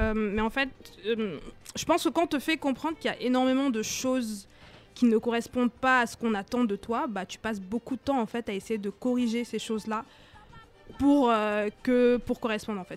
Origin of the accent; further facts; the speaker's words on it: Cameroon; now in France; J'ai grandi au Cameroun